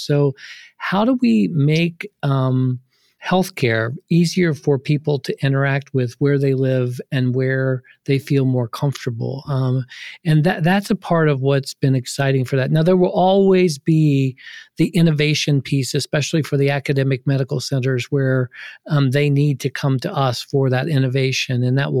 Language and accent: English; Ohio, United States; I grew up in poverty in Ohio. I grew up on a pig farm